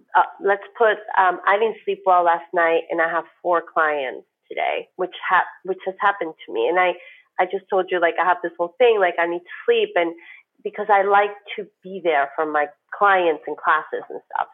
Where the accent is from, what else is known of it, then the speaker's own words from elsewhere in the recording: New York, United States; moved away as an adult; now in Miami, United States; as a New Yorker